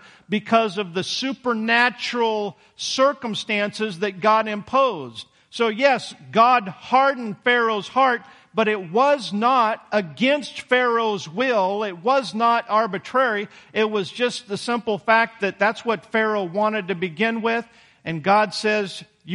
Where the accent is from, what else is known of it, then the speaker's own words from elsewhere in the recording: United States; we as American Christians